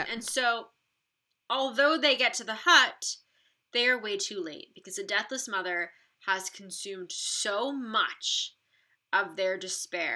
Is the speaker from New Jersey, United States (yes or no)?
yes; New Jersey, United States; New Jersey, which is my home state